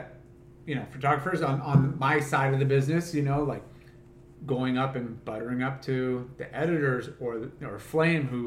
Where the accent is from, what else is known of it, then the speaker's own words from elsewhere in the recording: Huntington Beach, California, United States; growing up in Huntington